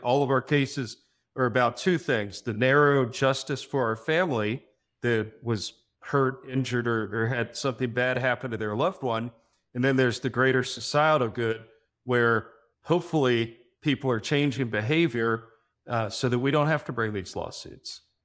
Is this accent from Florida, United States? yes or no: yes; Miami, Florida, United States; I was actually born and raised in Miami. I'm a native Floridian